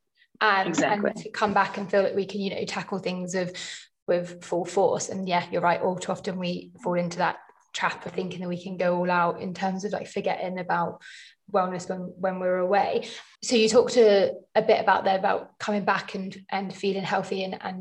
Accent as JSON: {"language": "English", "region": "London", "country": "United Kingdom", "said": "I'm obviously a Londoner"}